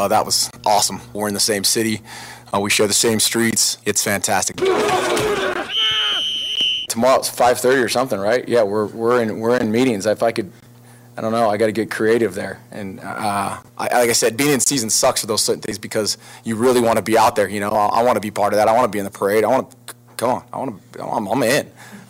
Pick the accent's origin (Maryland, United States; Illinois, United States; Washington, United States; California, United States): California, United States; Northern; now in Las Vegas, United States; growing up in Northern California